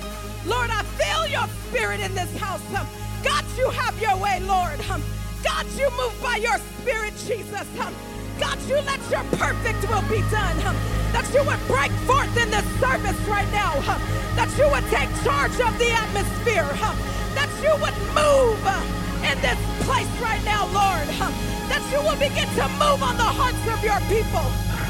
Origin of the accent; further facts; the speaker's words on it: Tulare, California, United States; now in Fort Myers, United States; I as most of you know, I am not a native to Florida. I'm from California, a city called Tulare, and it is but just a small speck on the map.